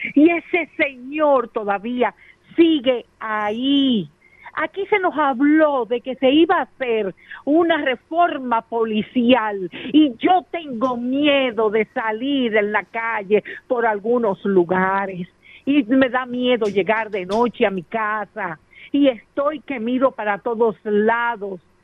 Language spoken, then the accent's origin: Spanish; Dominican Republic